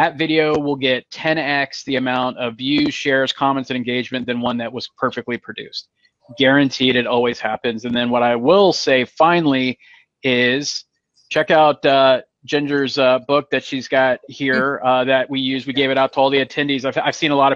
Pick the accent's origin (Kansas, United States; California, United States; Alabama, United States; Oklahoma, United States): California, United States; now in East Coast, United States; I was born and raised in California